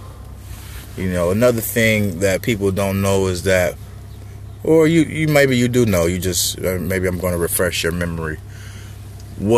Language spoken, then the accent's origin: English; San Diego, California, United States; being a Charger fan and growing up in San Diego